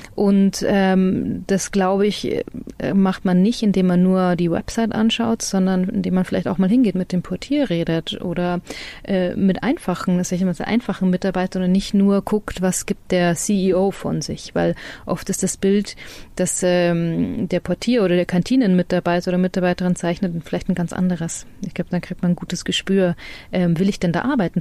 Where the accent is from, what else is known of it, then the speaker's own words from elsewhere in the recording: Freilassing, Bavaria, Germany; accent: Bavarian; moved away; ich bin ja in der Grenzregion aufgewachsen, das ist ja vorher kurz gesagt, Freilastin